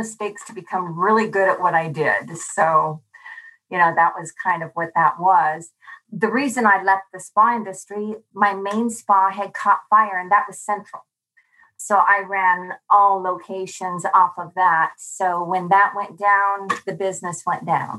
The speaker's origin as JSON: {"language": "English", "region": "Hawaii", "country": "United States", "said": "I'm from Hawaii"}